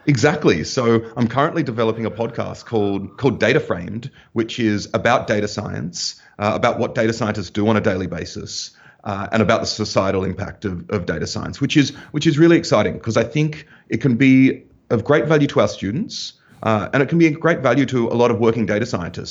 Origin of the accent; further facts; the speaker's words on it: Australia; moved away as an adult; also born or lived in Germany; I'm from Australia